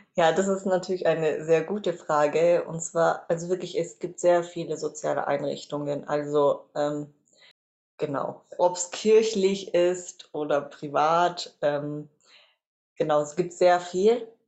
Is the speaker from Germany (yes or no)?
yes; Reutlingen, Baden-Württemberg, Germany; Ich bin äh, geboren und aufgewachsen in Reutlingen